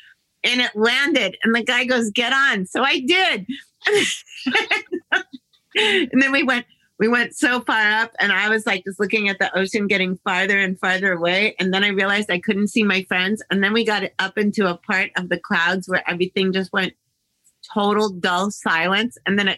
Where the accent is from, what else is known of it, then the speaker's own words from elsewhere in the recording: Middletown, Connecticut, United States; also born or lived in Northfield, Massachusetts; now in Hollywood, United States; I grew up there in Middletown, Connecticut, and then in Northfield, Massachusetts.